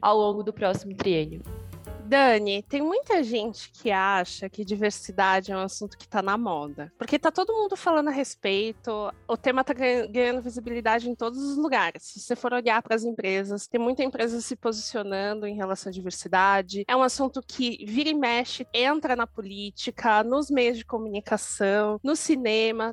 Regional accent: São Paulo, Brazil; Sou de São Paulo, cresci e nasci na periferia, no bairro do Grajaú, que é extremo sul de São Paulo, mas hoje eu moro na Zona Oeste

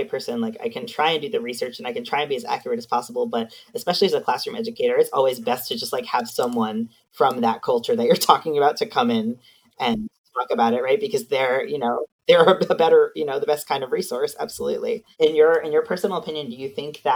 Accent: Long Island, New York, United States; now in Canada; I lived in New York City for many years, too. I'm from Long Island

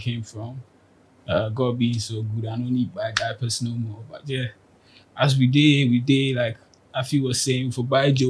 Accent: Tema, Greater Accra, Ghana; Born and bred in Tema. I was raised in Tema all my life.

